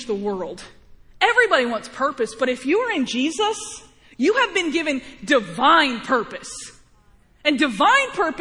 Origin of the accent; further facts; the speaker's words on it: Missouri, United States; I was born in Missouri, not Illinois